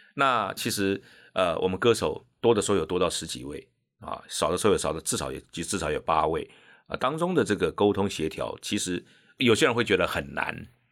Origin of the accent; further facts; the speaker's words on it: Pingtung County, Taiwan; moved away as an adult; now in Taipei, Taiwan; 我是屏东人，对不对？啊，我到台北来念，然后念了师大，啊，四年之后呢，我就回屏东去教书